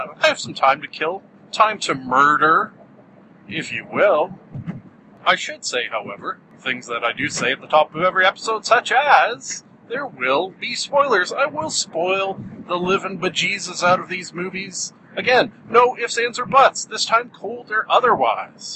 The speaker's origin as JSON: {"language": "English", "country": "Canada", "said": "I'm Canadian"}